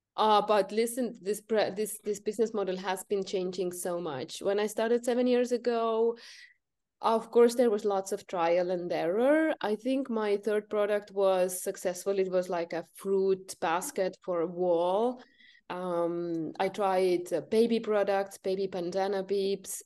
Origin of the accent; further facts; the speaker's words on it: Estonia; I'm from North Europe, Estonia